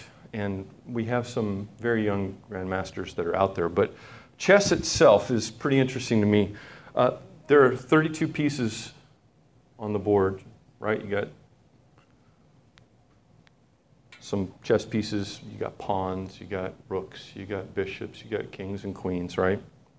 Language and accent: English; Papua New Guinea; Now, when I was growing up, I grew up in Papua New Guinea, which is a little nation north of Australia